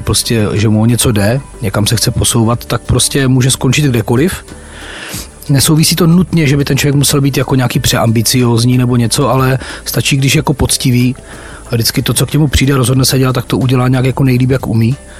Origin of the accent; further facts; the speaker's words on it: Ostrava, Moravian-Silesian Region, Czechia; also born or lived in Havířov; narodil jsem se v Havířově, ale vlastně už po do roka mě rodiče jak si odsunuli do Ostravy